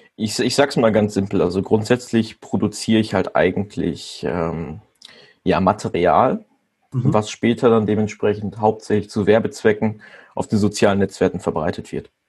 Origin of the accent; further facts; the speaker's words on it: Germany; ich komme aus Pettenberg